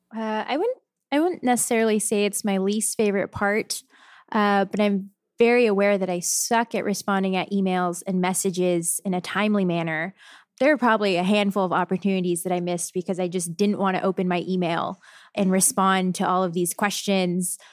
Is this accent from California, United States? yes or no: yes; San Jose, California, United States; now in Portland, United States; I'm from San Jose, California. So right in the middle of the Bay Area.